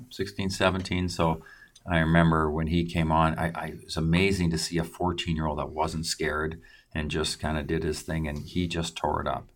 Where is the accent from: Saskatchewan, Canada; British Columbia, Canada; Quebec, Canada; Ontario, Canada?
British Columbia, Canada; Creston; my hometown, Creston